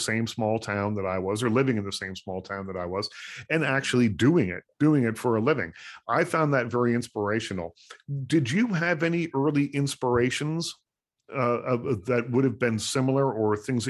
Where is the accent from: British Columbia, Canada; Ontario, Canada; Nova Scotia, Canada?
Nova Scotia, Canada; Liverpool; because I'm from Liverpool, Nova Scotia